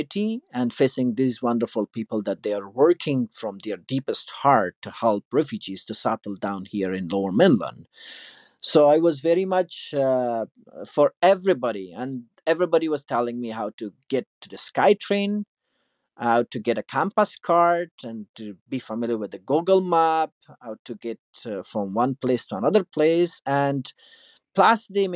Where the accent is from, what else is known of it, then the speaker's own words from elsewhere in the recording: Afghanistan; moved away as an adult; also born or lived in United States; now in Canada; I'm from Afghanistan. I'm a refugee here in Canada.